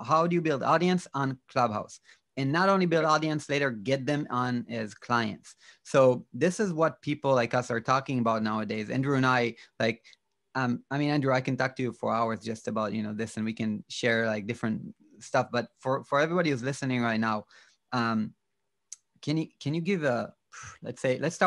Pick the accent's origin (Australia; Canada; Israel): Israel; I'm from Israel